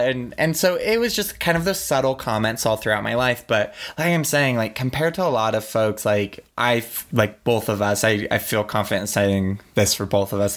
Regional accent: Oregon, United States; I grew up in Oregon, which was and where I lived in Willamette Valley was very liberal

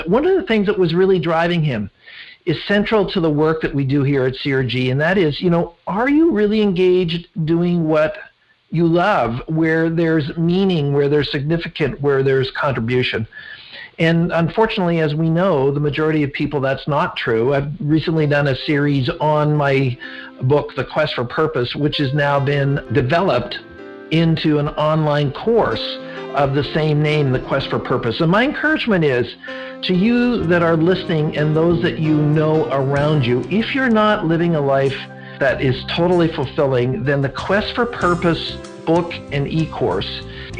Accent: McKinney, Texas, United States; So, I grew up in North Dallas in a little suburb called McKinney. I moved there in 1999 when there was 30,000 people.

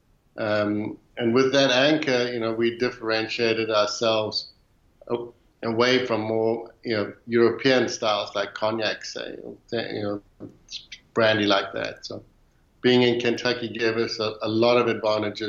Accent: South Africa; moved away as an adult; now in Louisville, United States; growing up in South Africa

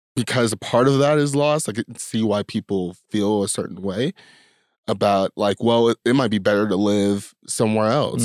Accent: United States; I'm born in America, in the time that I was, in the place that I was

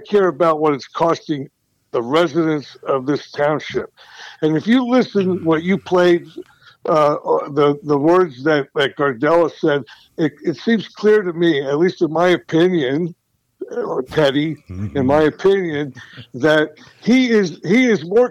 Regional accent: Berks County, Pennsylvania, United States; moved away; I've moved back here to my hometown

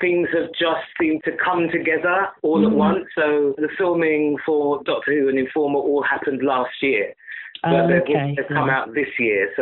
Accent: London, United Kingdom; I am a very proud Londoner and went to a very diverse, eclectic mixed school, you know, comprehensive in North London

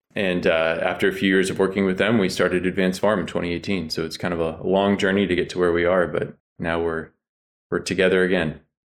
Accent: Chico, California, United States; We grew up together up in Chico, California.

